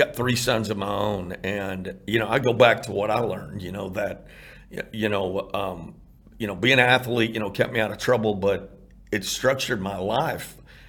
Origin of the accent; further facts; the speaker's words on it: Irving, Texas, United States; And so, man, those were great memories growing up in Irving.